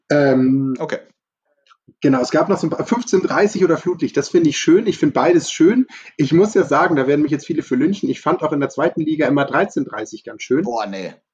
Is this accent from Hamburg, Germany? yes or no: yes; Hamburg, Germany; hättest als Hamburger hätte ich auch noch die Antwort weder noch gelten lassen.